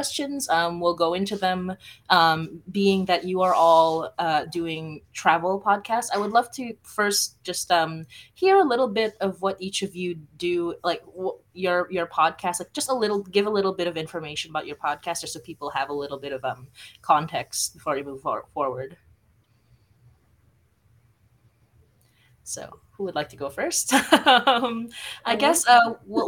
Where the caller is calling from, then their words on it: Toronto, Ontario, Canada; I'm calling from Toronto, Ontario.